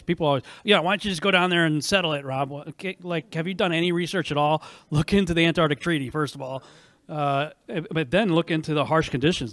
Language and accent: English; New England, United States; now in Texas, United States; I grew up in New England, and used to have a very good cold tolerance